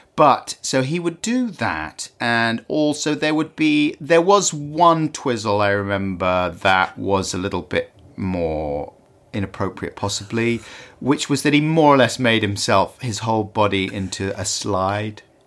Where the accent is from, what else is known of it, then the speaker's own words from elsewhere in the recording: London, United Kingdom; also born or lived in Earl's Court; I was born in the Gold Hawk Road